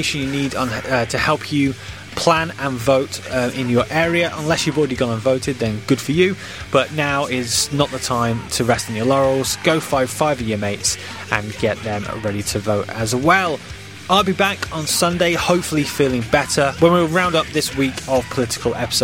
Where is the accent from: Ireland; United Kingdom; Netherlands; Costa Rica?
United Kingdom; as a Brit